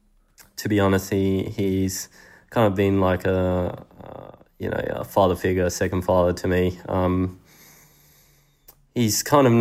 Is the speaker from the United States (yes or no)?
no; Spain; also born or lived in Sydney, Australia; now in Australia; even though I was born in Sydney, at the time every real memory I had been in Spain. All my friends, school, growing up, training at the tennis club with Adolfo, all these things.